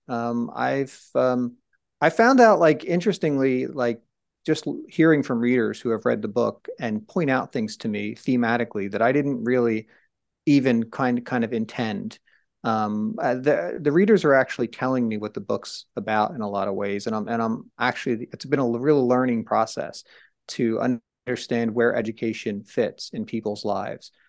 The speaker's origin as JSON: {"language": "English", "town": "Trenton", "region": "New Jersey", "country": "United States", "tie": "born or raised there", "said": "where I grew up in Trenton, New Jersey"}